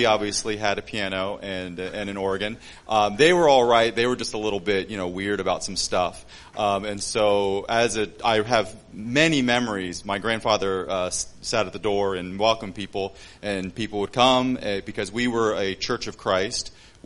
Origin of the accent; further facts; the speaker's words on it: Delaware, United States; moved away as an adult; also born or lived in Papua New Guinea; now in Cairns, Australia; We're originally from the States. I'm from Delaware.